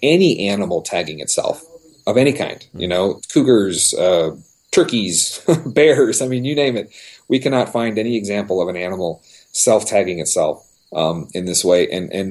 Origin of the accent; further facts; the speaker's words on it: Los Angeles, California, United States; I was a city boy. I grew up in Southern California, Los Angeles.